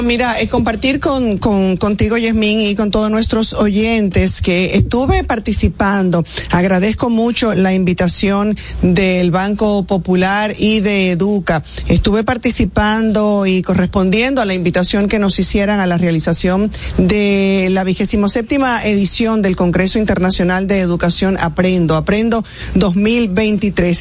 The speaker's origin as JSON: {"language": "Spanish", "country": "Dominican Republic", "said": "experimentamos todos como, como dominicanos"}